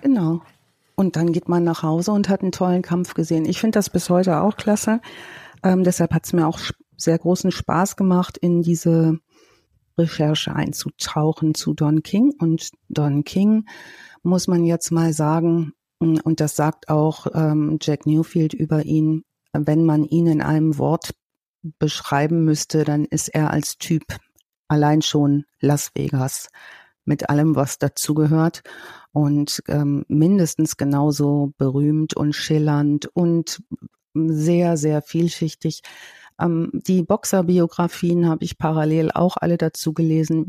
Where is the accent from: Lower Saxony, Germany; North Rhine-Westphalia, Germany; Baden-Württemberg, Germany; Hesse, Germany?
North Rhine-Westphalia, Germany; Ruhr area; bei uns im Ruhrgebiet